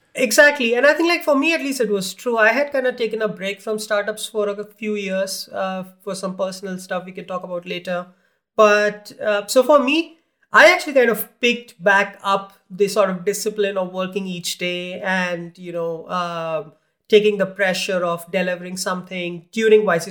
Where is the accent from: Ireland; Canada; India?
India; moved away; I grew up in India